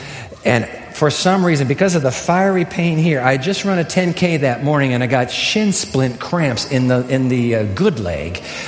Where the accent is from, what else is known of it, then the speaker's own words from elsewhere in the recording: Japan; I used to have ice skates as a boy growing up in Japan.